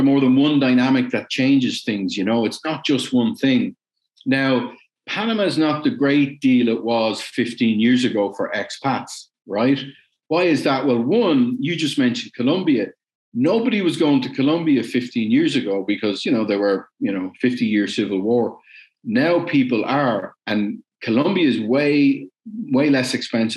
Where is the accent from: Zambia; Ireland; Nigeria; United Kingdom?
Ireland; also born or lived in West Germany; I'm Irish